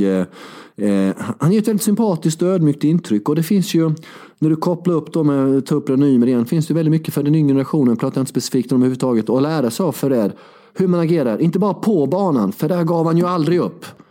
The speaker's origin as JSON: {"language": "Swedish", "town": "Värnamo", "region": "Jönköping County", "country": "Sweden", "tie": "born or raised there", "said": "det var Värnamo där jag kommer ifrån, i Småland, uppvuxen"}